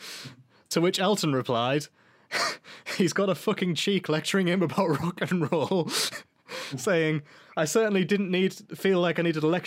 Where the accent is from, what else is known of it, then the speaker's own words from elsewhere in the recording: England, United Kingdom; forgive me. I'm English.